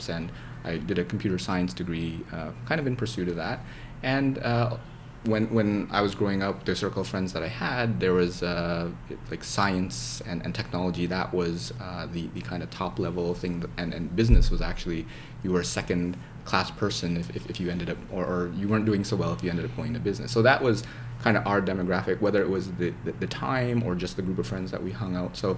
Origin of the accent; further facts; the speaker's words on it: Canada; also born or lived in Indonesia; I moved there from there when I was three, so I basically mm. grew up in, in Canada.